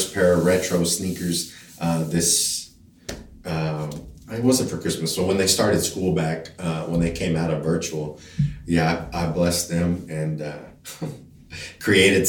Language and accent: English; Denver City, Texas, United States; also born or lived in El Paso, Texas / Connecticut; Growing up in Denver City, you know, I think when I graduated high school, population was like 5,500 people